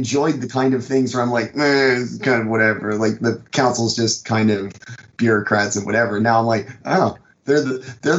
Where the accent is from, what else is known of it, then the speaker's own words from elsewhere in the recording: the South, United States; I'm from the South